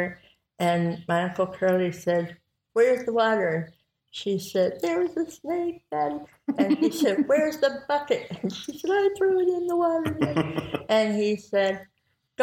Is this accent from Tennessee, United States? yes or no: yes; Daylight, Tennessee, United States; also born or lived in Texas; My family lived in Texas until I was 5 years old. And then we moved to Tennessee